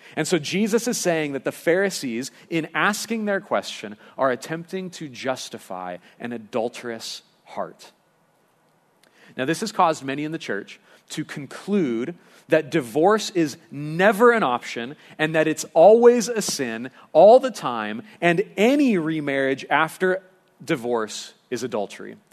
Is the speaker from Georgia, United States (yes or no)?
no; Lompoc, California, United States; growing up in Lompoc